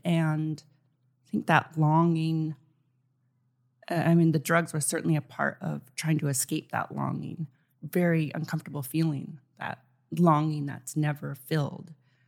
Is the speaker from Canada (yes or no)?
yes; Canada; now in Los Angeles, United States; when I moved to Los Angeles, people said, oh, you're Canadian. Canadians are so nice. And I was very resentful at that. I said, well, we're not. I'm not.